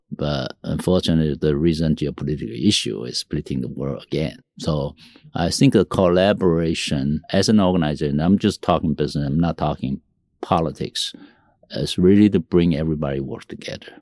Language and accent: English; Taiwan; also born or lived in Tainan, Taiwan; I, uh, was born in Taiwan. I was raised with, uh, Mandarin, Taiwanese, uh, Japanese, uh, you know, English environment.